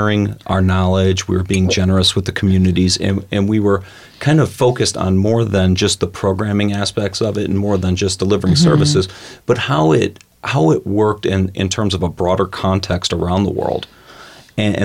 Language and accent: English; Cleveland, Ohio, United States; also born or lived in Columbus, Ohio; I grew up in Cleveland, Ohio.